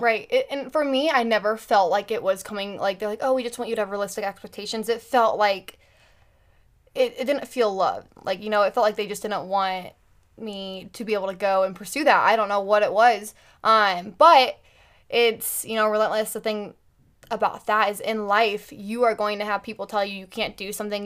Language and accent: English; Carmel, Indiana, United States; I grew up in Carmel, Indiana